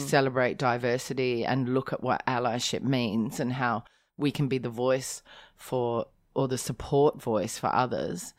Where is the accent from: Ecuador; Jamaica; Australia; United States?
Australia; Riverton, South Australia; moved away as an adult; now in Hong Kong; I was born in Riverton, which is a small town in between the Barossa Valley and the Clare Valley.